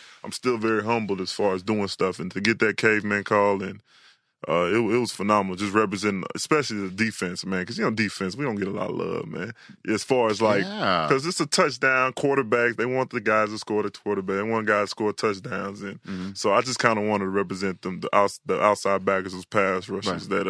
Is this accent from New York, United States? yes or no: no; Houston, Texas, United States; I was born in Houston